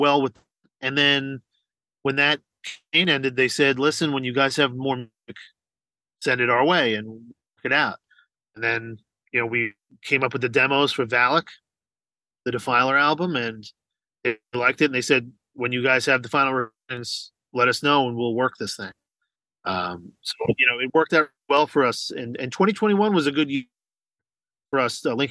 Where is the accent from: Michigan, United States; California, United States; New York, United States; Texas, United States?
New York, United States; Long Island; especially if we're from Long Island, New York